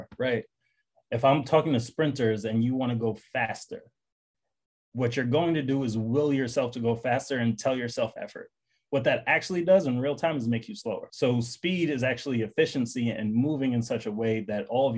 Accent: New York City, New York, United States; I grew up in Bed-Stuy, Brooklyn.

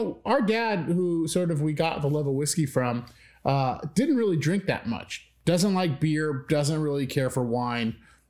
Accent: Midwest, United States; so I'm from the Midwest. We're from the Midwest.

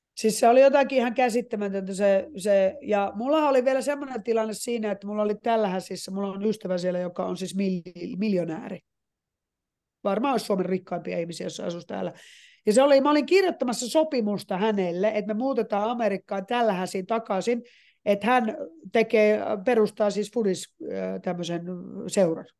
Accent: Finland; moved away as an adult; also born or lived in United States; mä tulin Suomeen

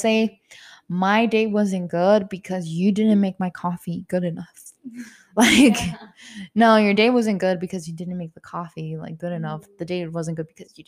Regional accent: Mexico; moved away; I grew up in Mexico

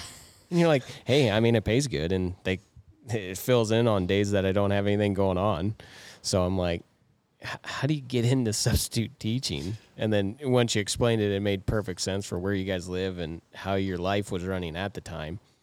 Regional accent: Moorcroft, Wyoming, United States; we grew up in Moorcroft, which we had all the tourists and crap through it

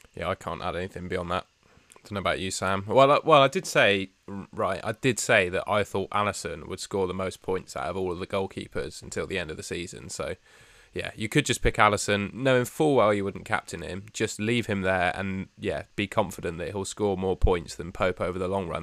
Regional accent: Somerset, South West England, United Kingdom; moved away; the local pub of my hometown

